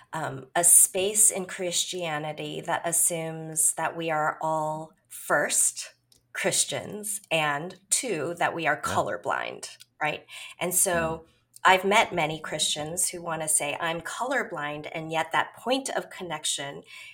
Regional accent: Chicago, Illinois, United States; also born or lived in Korea; I am from the Chicagoland area. This is actually where I've been for most of my life

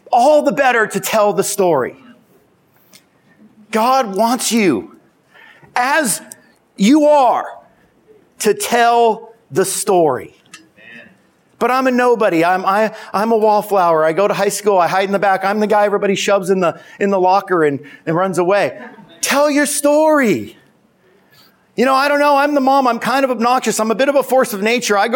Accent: Simi Valley, California, United States; I mean, geez, I'm from Simi Valley.

